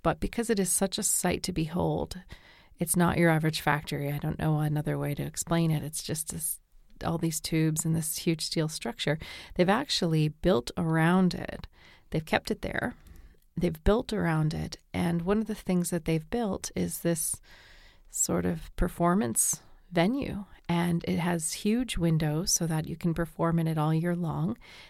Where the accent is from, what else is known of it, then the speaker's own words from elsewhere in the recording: New Brunswick, Canada; Well, near where I did some of my growing up in New Brunswick, over the border, there was Calais, Maine